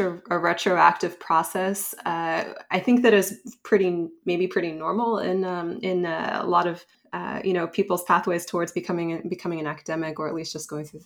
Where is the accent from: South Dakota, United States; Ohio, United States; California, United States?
California, United States; I'm originally from California.